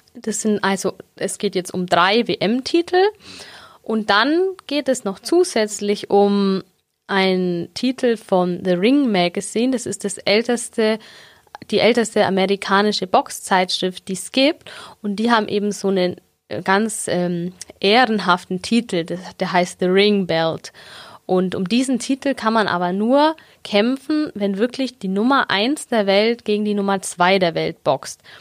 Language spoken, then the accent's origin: German; Augsburg, Bavaria, Germany; ich bin gebürtige Augsburgerin. genau, irgendwie nie hier weggekommen